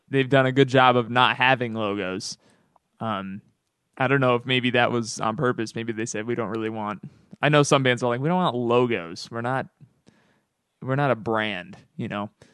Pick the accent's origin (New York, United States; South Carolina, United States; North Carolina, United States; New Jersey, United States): New York, United States; Albany; my hometown of Albany, New